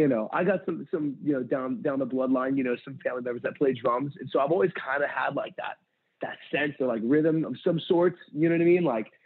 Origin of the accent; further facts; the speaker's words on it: San Pedro, California, United States; I grew up in San Pedro, California. And I left there. I just turned 18.